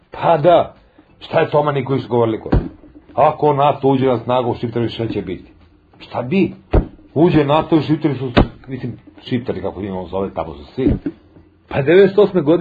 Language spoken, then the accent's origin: Croatian; Serbia; da mi kao Srbi, kao demonstranti, kao protiv Miloševića